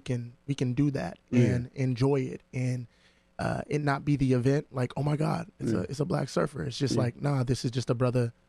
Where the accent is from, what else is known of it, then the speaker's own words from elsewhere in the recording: San Diego, California, United States; I grew up in San Diego, but Southeast Dago